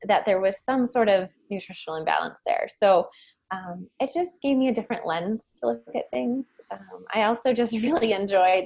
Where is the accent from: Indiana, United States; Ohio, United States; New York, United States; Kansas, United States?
Ohio, United States; Canton; also born or lived in Irvine, California; I grew up in Canton, Ohio